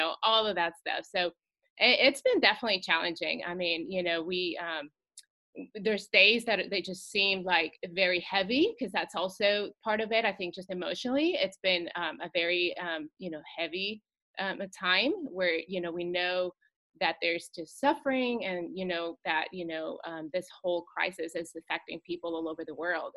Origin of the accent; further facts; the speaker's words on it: Mexico City, Mexico; also born or lived in California; now in Charlotte, United States; I'm originally from Mexico City. Grew up in Mexico, lived about half my life there.